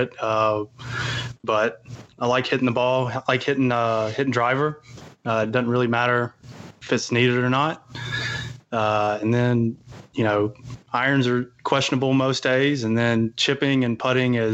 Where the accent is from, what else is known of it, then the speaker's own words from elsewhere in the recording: Alabama, United States; moved away as an adult; you're born and raised in Alabama. Born and raised, yeah. Moved out here 2013 and been here ever since